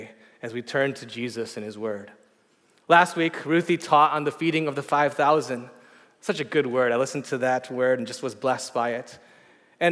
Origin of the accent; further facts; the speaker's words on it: outside of Detroit, Michigan, United States; now in San Francisco, United States; I grew up outside of Detroit